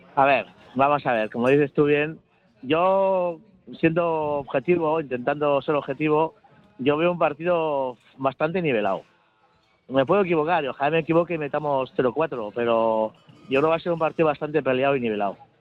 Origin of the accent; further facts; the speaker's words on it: Bilbao, Basque Country, Spain; moved away as an adult; now in Valencia, Spain; yo soy de Bilbao, pero llevo aquí viviendo 10 años